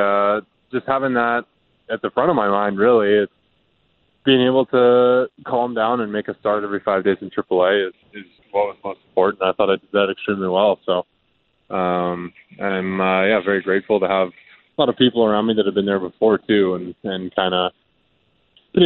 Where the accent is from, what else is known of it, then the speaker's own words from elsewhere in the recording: Calgary, Alberta, Canada; growing up in Little League here